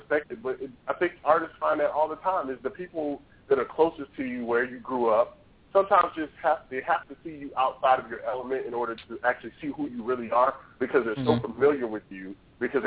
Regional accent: Baltimore, Maryland, United States; moved away as an adult; now in Jacksonville, United States; I am a Baltimore-bred Charm City boy

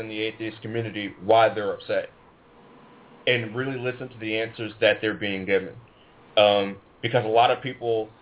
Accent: Cleveland, Ohio, United States; I'm from Cleveland, Ohio

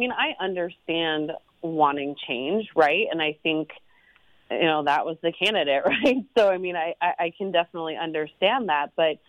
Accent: Cedar Rapids, Iowa, United States; moved away as an adult; Growing up in the state of Iowa, I grew up in Cedar Rapids, but as you mentioned, I left for about 18 years to build my resume with the goal of always landing back in Iowa

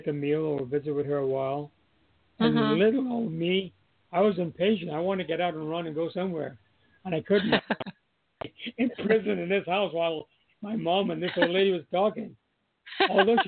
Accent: Charlotte Amalie, U.S. Virgin Islands; I moved from Lincoln School Steps, which is now Jarvis School

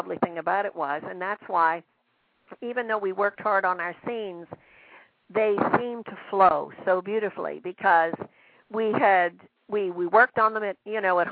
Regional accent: Virginia, United States; accent: southern; moved away; my southern accent slips in there

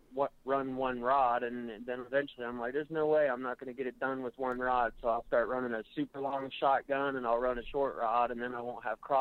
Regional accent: Daytona Beach, Florida, United States; I'm from Daytona area

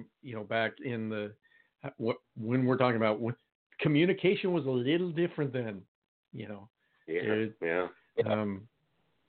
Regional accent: Pacific Northwest, United States; I grew up in the Pacific Northwest

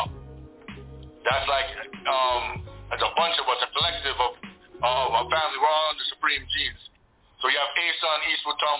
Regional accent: Jamaica; also born or lived in Birmingham, England; now in Toronto, Canada; I'm born in Jamaica

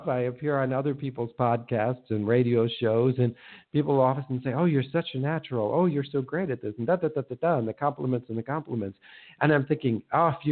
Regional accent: Minnesota, United States; I grew up in Minnesota, the land of 10,000 lakes

